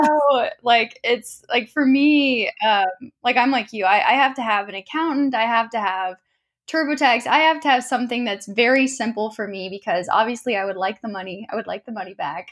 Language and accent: English; Tulsa, Oklahoma, United States; I grew up in Tulsa